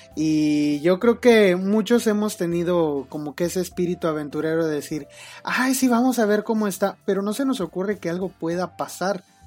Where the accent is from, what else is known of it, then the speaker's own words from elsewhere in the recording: Mexico; Como los mexicanos